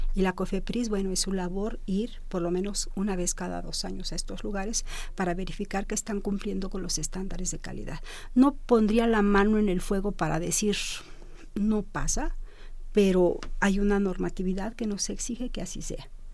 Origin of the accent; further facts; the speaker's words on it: Mexico; Como mexicanos